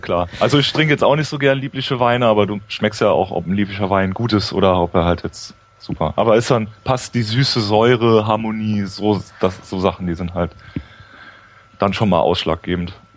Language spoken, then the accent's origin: German; Rhineland-Palatinate, Germany; ich wollte schon an der Mosel bleiben erstmal. Ähm, meine Heimat